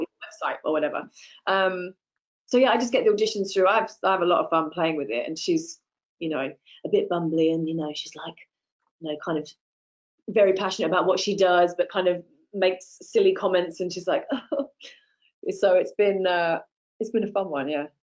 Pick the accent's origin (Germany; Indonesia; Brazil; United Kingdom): United Kingdom; moved away as an adult; also born or lived in Los Angeles, United States; I'm British